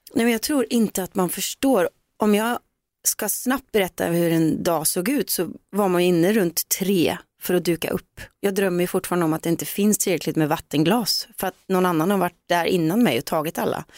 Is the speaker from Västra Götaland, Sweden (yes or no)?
yes; Gullspång, Västra Götaland, Sweden; hemma i Gullspång